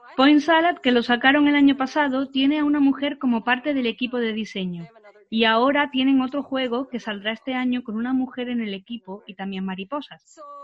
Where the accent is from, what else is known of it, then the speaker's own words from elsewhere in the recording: Florida, United States; Spanish is a second language; soy de Florida, Playa, pero playa sin un montón de gente.